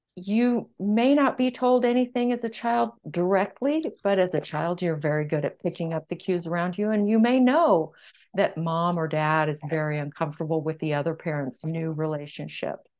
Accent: San Antonio, Texas, United States; moved away as an adult; also born or lived in California; I moved from my professorship in California to my hometown of San Antonio, Texas

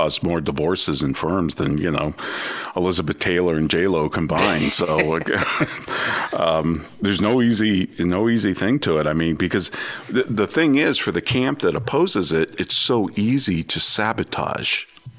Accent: São Paulo, Brazil; English is a second language; now in Boise, United States; I was born and raised in Sao Paulo, Brazil

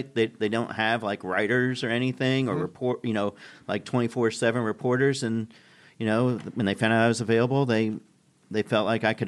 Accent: Indianapolis, Indiana, United States; moved away; before that, I grew up in Indianapolis

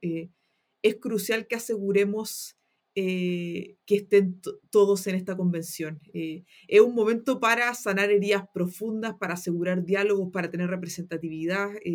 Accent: Antofagasta, Chile; moved away as an adult; now in Santiago, Chile; yo soy una antofagastina que quería estudiar una carrera en las ciencias sociales y en Antofagasta eso no es posible.

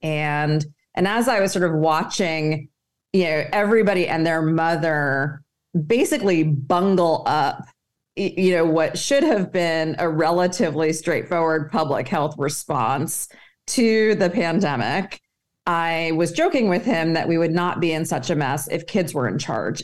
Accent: Egypt; moved away; I'm originally from Egypt

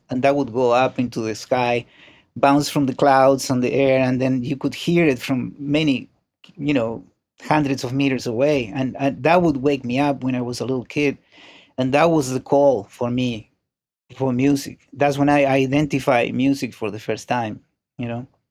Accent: Montevideo, Uruguay; moved away; I was born in Uruguay, in Montevideo.

